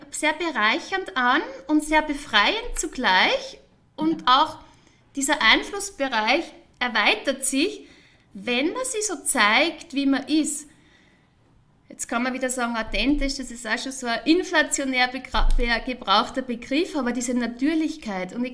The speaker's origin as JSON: {"language": "German", "town": "Wels", "region": "Upper Austria", "country": "Austria", "also_born_or_lived": "Vienna", "lives_now": "Zurich, Switzerland", "said": "ich bin ja ursprünglich aus Wels, Oberösterreich. Liebe Grüße an äh, alle, die in meinem Heim Heimatort jetzt von meinem Heimatort aus zuschauen. Dann"}